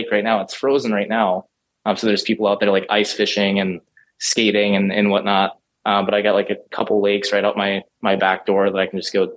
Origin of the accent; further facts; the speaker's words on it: Minnesota, United States; I'm from Minnesota